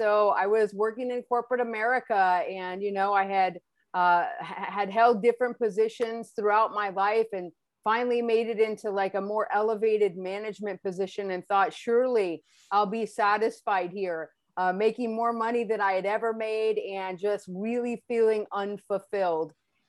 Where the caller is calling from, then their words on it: California, United States; I am joining you from the United States, the lovely state of California.